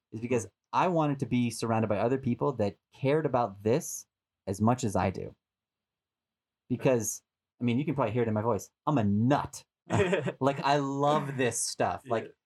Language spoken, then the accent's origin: English; Boston, Massachusetts, United States; moved away as an adult; also born or lived in San Diego; now in Los Angeles, United States; I'm from Boston originally, but I spent 10 years in San Diego